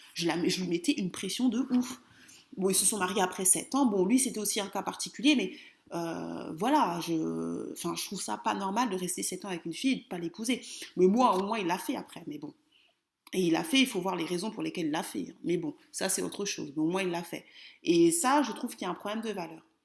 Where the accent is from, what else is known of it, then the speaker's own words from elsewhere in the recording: Kinshasa, DR Congo; now in France; je suis congolaise de Kinshasa